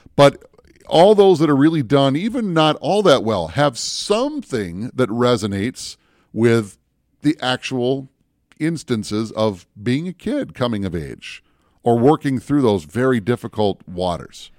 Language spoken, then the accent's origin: English; Minneapolis, Minnesota, United States; also born or lived in Bemidji, Minnesota; I grew up in the Twin Cities